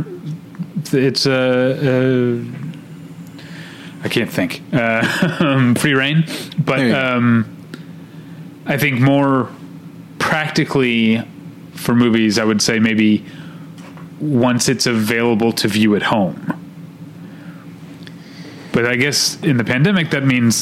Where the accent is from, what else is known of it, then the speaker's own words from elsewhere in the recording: Midwest, United States; accent: Midwestern; moved away; my Midwestern accent